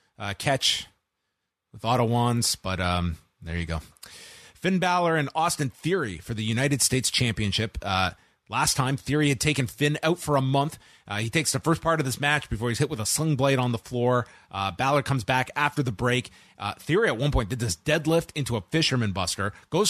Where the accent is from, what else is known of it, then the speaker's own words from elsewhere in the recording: Canada; Shawn Michaels is a legend, a very proud Texan, but as a Canadian, it would be sacrilegious as a fan of Bret Hart to have you as my guest.